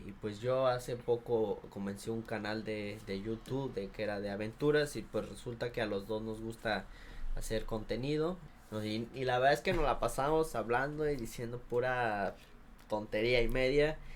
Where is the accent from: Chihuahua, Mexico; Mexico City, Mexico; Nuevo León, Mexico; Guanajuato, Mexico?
Guanajuato, Mexico; Celaya; moved away as an adult; now in Dublin, Ireland; yo soy de Celaya, Celaya, Guanajuato